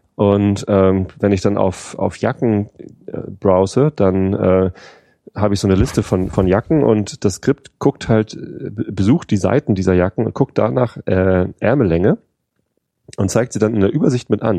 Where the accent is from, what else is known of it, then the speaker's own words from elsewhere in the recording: Germany; bei uns in Deutschland